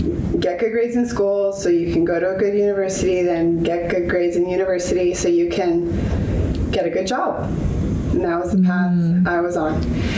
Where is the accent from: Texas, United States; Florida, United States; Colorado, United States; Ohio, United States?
Colorado, United States; Denver; moved away as an adult; also born or lived in Nebraska; now in Canada; I grew up in Denver, Colorado, went to school in Nebraska.